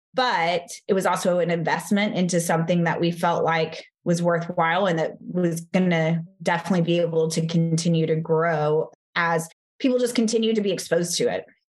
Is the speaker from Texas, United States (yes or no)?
yes; Texas, United States; I'm from Texas